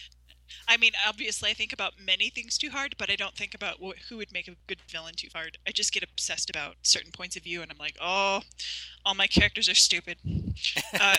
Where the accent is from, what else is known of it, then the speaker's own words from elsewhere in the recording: South Dakota, United States; I'm from South Dakota, so that's my roots.